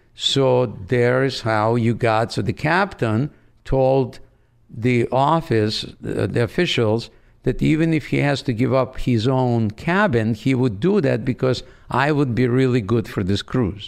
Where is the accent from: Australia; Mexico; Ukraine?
Ukraine; Odesa, Odesa Oblast; first language Russian; English is a second language; moved away as an adult; also born or lived in Branson, Missouri; now in United States; I grew up in Odessa on the Black Sea.